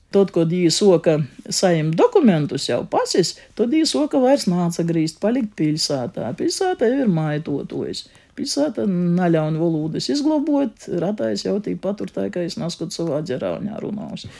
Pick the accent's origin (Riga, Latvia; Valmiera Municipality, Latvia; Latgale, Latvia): Latgale, Latvia; accent: Latgalian; first language Latgalian; Mana latviešu valoda ir mana dzimto valoda, līdz skolai es citas latviešu valodas nezināju